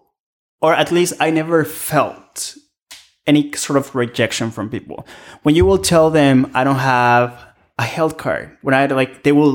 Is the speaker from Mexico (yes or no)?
yes; Mexico; now in Canada; I'm from Mexico, right? Like, I live in Canada.